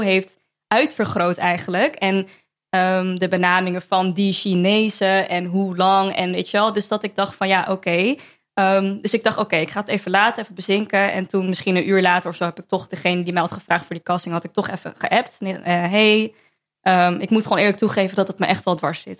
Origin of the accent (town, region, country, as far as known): Amsterdam, North Holland, Netherlands; born or raised there